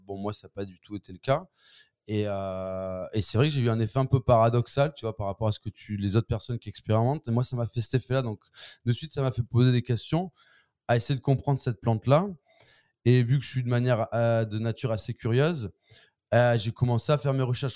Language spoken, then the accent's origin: French; Marseille, Provence-Alpes-Côte d'Azur, France; je suis marseillais